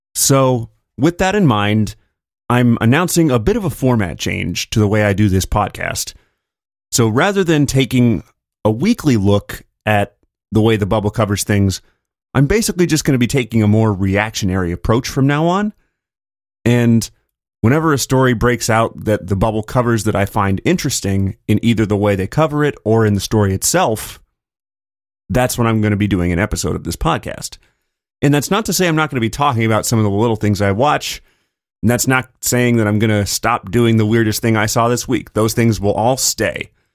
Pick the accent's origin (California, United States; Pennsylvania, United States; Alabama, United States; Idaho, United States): California, United States; my home state of California